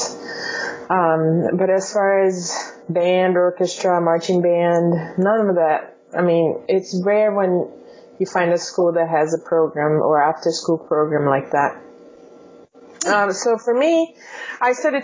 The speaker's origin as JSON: {"language": "English", "country": "Brazil", "tie": "born or raised there", "also_born_or_lived": "Chicago suburbs, Illinois", "second_language": "English", "moved": "as an adult", "lives_now": "Los Angeles, United States", "said": "I grew up in Brazil, and where I attended school, there was no music classes available in public schools"}